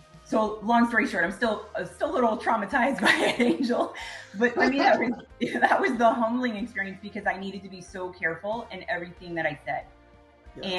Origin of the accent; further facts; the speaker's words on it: Miami, Florida, United States; back home to Miami